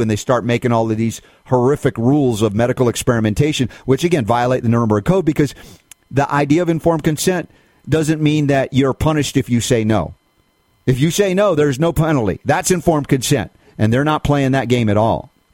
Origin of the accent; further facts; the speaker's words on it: United States; I'm speaking as an American